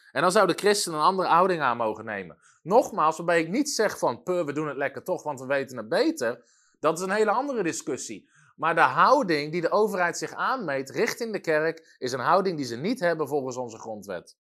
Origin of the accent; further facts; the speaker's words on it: Netherlands; als Nederlanders zijn we dat niet gewend